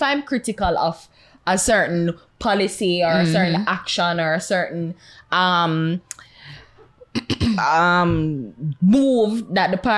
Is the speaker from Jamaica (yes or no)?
yes; Jamaica; as a Jamaican and as a citizen of this country